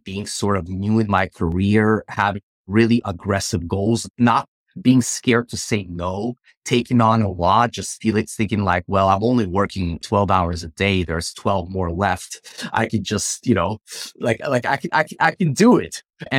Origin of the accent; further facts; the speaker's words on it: Ukraine; I'm originally from Ukraine. I believe you are as well. So it hit very close to home.